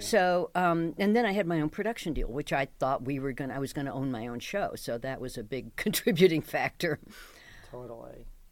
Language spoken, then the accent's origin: English; Dallas, Texas, United States; I'm from Dallas